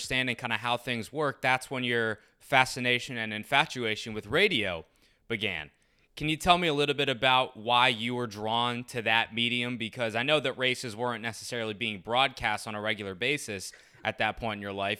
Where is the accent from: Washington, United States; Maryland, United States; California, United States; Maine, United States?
Maryland, United States; Rockville; growing up in Rockville and the greater DC area